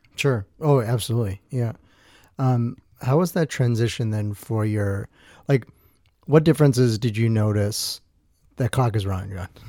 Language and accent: English; Two Rivers, Wisconsin, United States; born or raised there; also born or lived in Milwaukee, Wisconsin